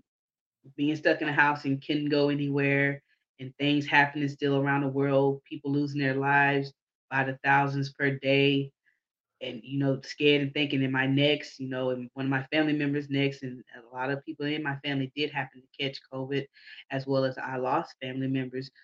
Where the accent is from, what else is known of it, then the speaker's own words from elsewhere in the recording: Houston, Texas, United States; I'm from Houston. And I had a pretty good childhood coming up until the time I was around 11